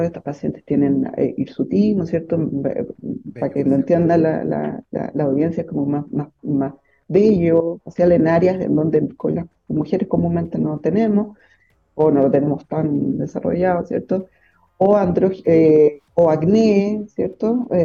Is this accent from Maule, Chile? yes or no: no; Santiago, Santiago Metropolitan Region, Chile; moved away as an adult; also born or lived in Valparaíso; yo soy de Santiago